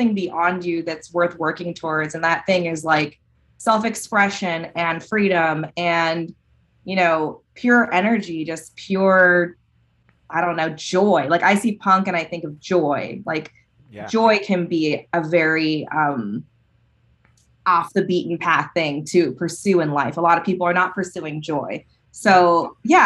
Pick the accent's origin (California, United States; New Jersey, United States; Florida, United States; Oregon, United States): California, United States; moved away as an adult; now in Michigan, United States; I come from California